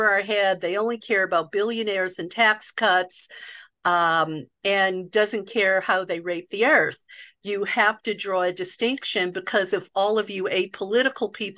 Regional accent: the South, United States; the welfare queen stereotype that I grew up with in the South

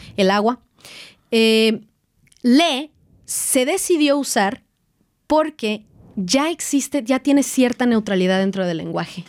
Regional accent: Mexico; moved away as an adult; en donde yo nací y crecí, en México

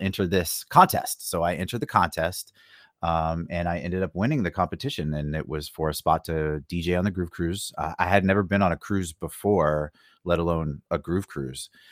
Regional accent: Phoenix, Arizona, United States; moved away; I grew up in Phoenix

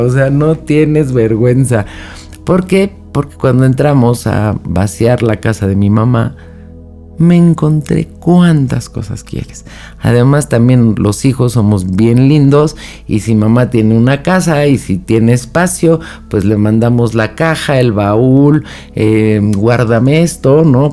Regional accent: Mexico; México, que es de donde yo soy

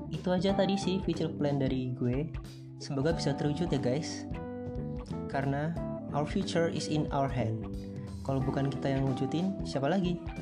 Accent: Pringsewu, Lampung, Indonesia; Asal gue dari Lampung, tepatnya Pringsewu, Kecamatan Sukarjo

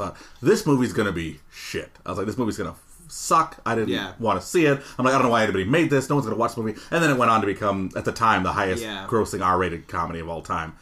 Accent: Detroit, Michigan, United States; I grew up in Detroit

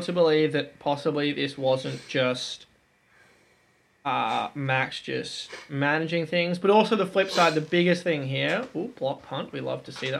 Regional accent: Australia

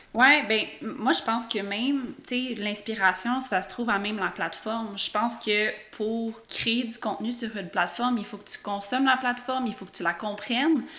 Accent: Quebec, Canada; en tant que Québécois

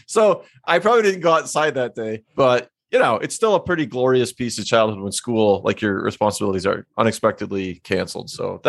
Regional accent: Minnesota, United States; moved away; I'm from Minnesota. I know how to drive in the snow.

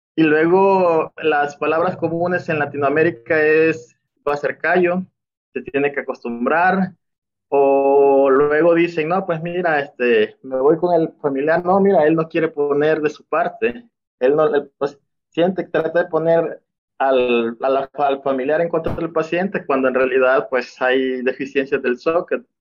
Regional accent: El Salvador; moved away as an adult; now in Mexico; Soy del Salvador. Actualmente estoy viviendo aquí en México. pues yo, mi formación fue en El Salvador

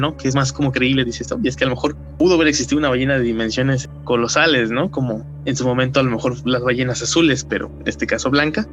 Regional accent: Mexico; nos identifica como mexicanos

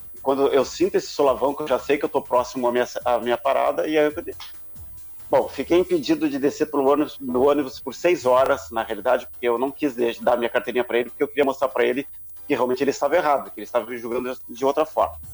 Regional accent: Brazil; eu, como brasileiro

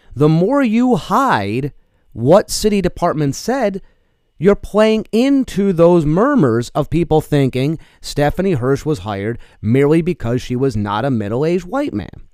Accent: New York, United States; now in Eau Claire, United States; I come from New York

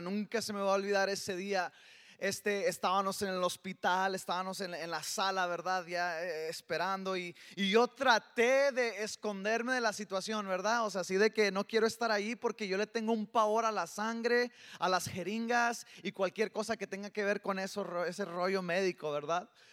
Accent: El Paso, Texas, United States; soy, soy del Paso, Texas y, y, soy, tengo un serio problema de spanglish

